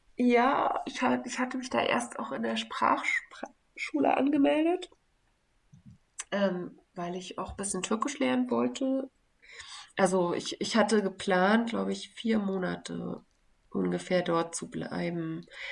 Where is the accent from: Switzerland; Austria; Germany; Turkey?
Germany; Berlin; moved away as an adult; also born or lived in Belgium / Istanbul (family roots); ich dachte ja, ich bin dann wieder in meiner Heimat